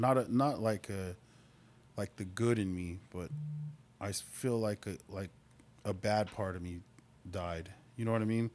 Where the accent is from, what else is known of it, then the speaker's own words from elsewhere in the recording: Albuquerque, New Mexico, United States; moved away as an adult; also born or lived in Lawton, Oklahoma; now in Oklahoma, United States; I'm born and raised in Albuquerque